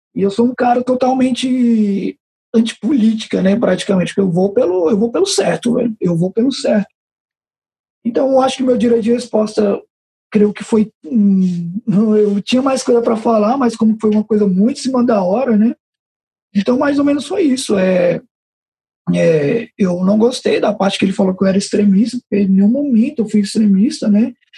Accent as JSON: {"language": "Portuguese", "town": "Taguatinga", "region": "Federal District", "country": "Brazil", "tie": "born or raised there", "said": "Eu cresci na Chaparral. Eu vivi 20 anos da minha vida na Chaparral, cresci andando descalço na Chaparral"}